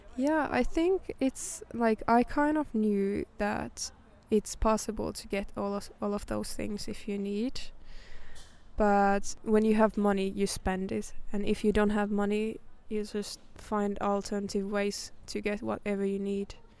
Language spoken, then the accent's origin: English; Finland; moved away as an adult; also born or lived in London; when I moved away from Finland for the first time